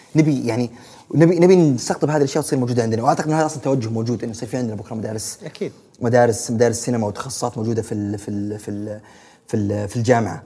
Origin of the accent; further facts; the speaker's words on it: Saudi Arabia; عندنا في السعودية